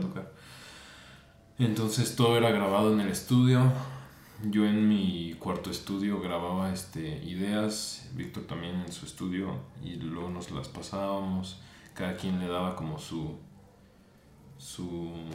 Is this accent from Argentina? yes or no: no; Morelia, Michoacán, Mexico; soy de aquí de Morelia.